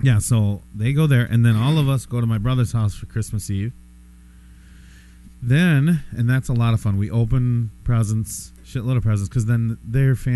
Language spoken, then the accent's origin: English; South Dakota, United States; now in Minnesota, United States; I'm from South Dakota